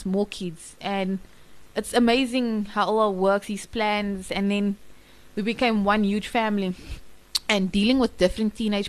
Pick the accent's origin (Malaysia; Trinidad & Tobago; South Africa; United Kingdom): South Africa; Cape Town, Western Cape; also born or lived in Johannesburg; I was born in Cape Town.